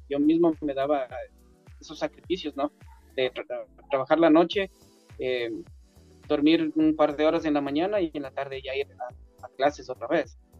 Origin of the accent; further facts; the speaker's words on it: Quito, Pichincha, Ecuador; yo nací en Quito, Ecuador una familia clase media